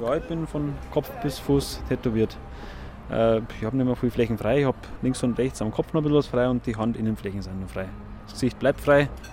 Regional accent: Munich, Bavaria, Germany; Ich bin in München geboren und bin eigentlich schon mein ganzes Leben lang

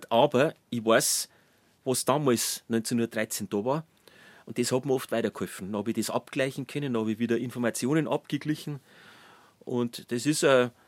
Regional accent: Traunstein, Bavaria, Germany; born there; Genau, ich bin in Traunstein schon geboren

